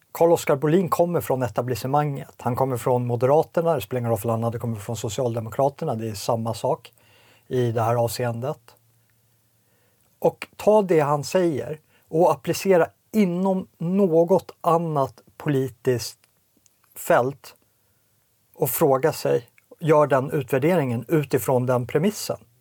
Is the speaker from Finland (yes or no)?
no; Sweden; also born or lived in Småland; som svensk medborgare, som, som etnisk svensk, som svensk från sån svunnen tid